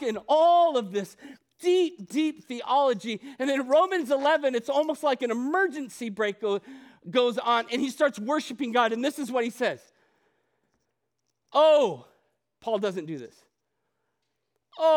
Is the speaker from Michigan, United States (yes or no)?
no; Ohio, United States; moved away as an adult; also born or lived in Chicago, Illinois / Arizona; I grew up in Ohio.